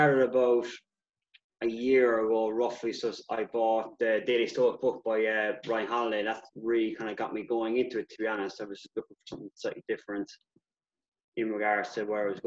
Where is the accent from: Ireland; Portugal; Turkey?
Ireland; I'm Irish born and bred